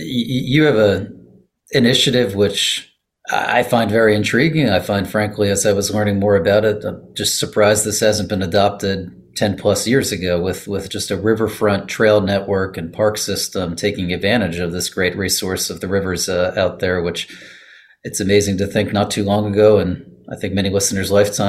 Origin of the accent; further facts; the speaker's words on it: Allentown, Pennsylvania, United States; Unfortunately, I don't live in Pittsburgh. I'm from the lesser half of the state. I'm originally from Allentown.